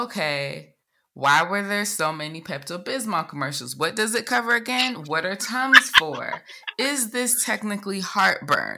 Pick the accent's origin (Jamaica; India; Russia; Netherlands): Jamaica; as a Jamaican